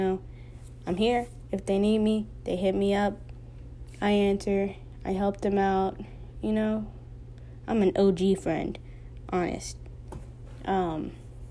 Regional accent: Texas, United States; I was born and raised in Texas

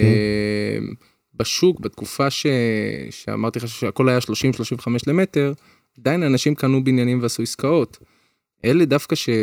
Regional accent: Petah Tikva, Central District, Israel; אני גדלתי פתח תקווה

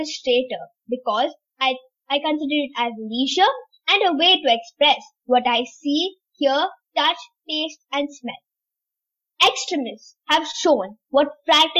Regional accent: Tamil Nadu, India; now in Dubai, United Arab Emirates; I'm in UAE, Dubai right now, but I'm originally from India, Tamil Nadu

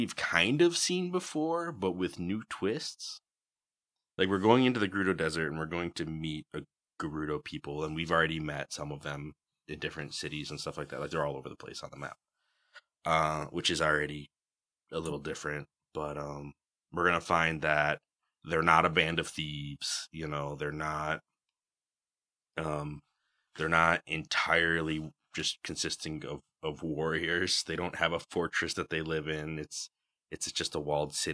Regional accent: Western New York, United States; I'm from Western New York, and therefore I am also too pale for the desert.

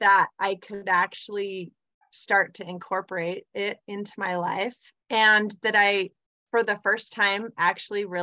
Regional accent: Provo, Utah, United States; also born or lived in North Salt Lake, Utah; I live in North Salt Lake, Utah. I grew up in Provo, Utah.

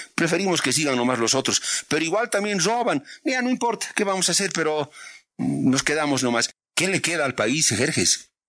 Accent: Bolivia; yo como boliviano ahí pienso, más que como periodista incluso, como ciudadano boliviano

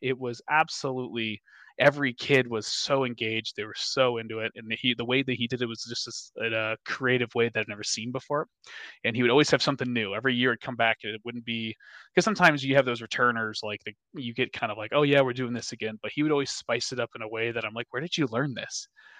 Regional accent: Minnesota, United States; because I have blonde hair, blue eyes, and I'm from Minnesota, so like I love butter.

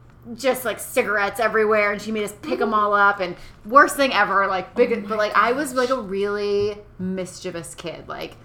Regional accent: northwestern corner of Massachusetts, United States; moved away as an adult; also born or lived in California; It's completely up in that corner. And it's so, like you have to drive over this big mountain where you lose cell phone service to get to my hometown.

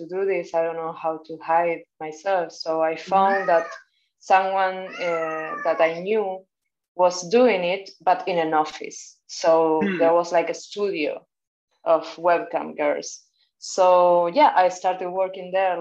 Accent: Buenos Aires, Argentina; now in Barcelona, Spain; I am from Argentina, but based in Barcelona.

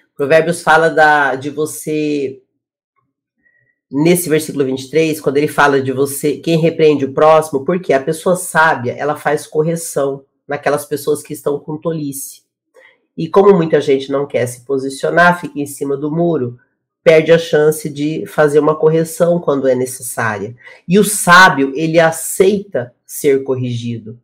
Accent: Brazil; Eu sou comunicadora, eu sou do Brasil

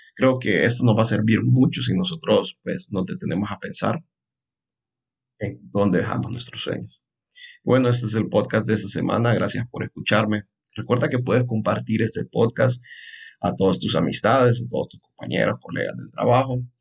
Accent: Honduras; soy un psicólogo hondureño

